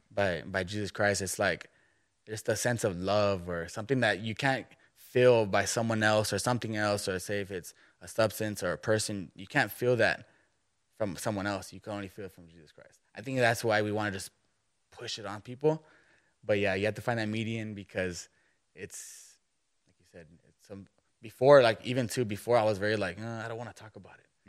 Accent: McAllen, Texas, United States; now in Kerrville, United States; I'm from South Texas

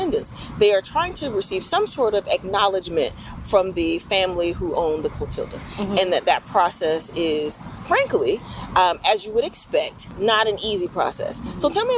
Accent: Atlanta, Georgia, United States; we are from Atlanta, I have family in Cincinnati, Cleveland, Chicago, Milwaukee, and in LA.

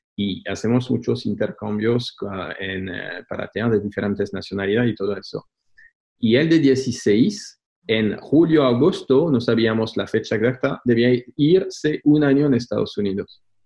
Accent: France; Spanish is a second language; now in Spain; soy francés viviendo en España

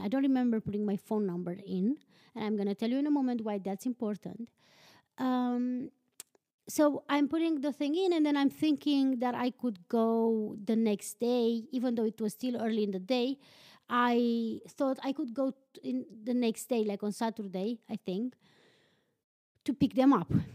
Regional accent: Transylvania, Romania; English is a second language; moved away as an adult; now in Iceland; born and raised in Transylvania, but I live in Iceland

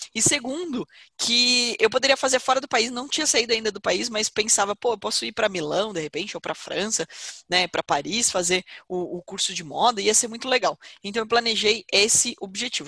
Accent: Porto Feliz, São Paulo, Brazil; eu não sou natural de Campinas, eu sou natural de Porto Feliz

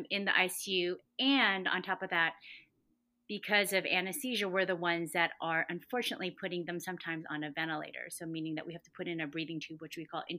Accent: Huntington Beach, California, United States; also born or lived in Boston; I am from Huntington Beach originally

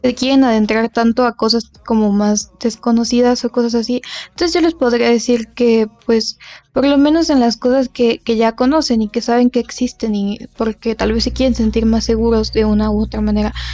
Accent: Mexico; somos de México

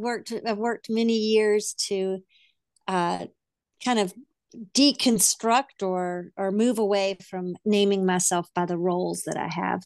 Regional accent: the South, United States; I grew up in the South. I don't know if I still have an accent, but I grew up in the South

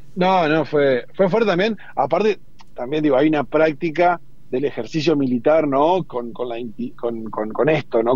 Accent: Argentina; donde también es Argentina, donde somos argentinos y argentinas

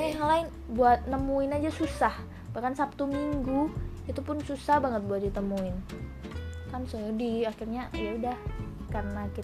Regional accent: Malang, East Java, Indonesia; kalau aku dari Malang, arek Malang, Rek.

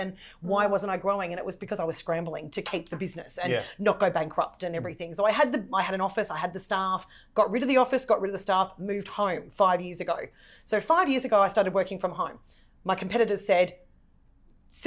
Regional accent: Dandenong, Victoria, Australia; I'm the girl from Dandenong

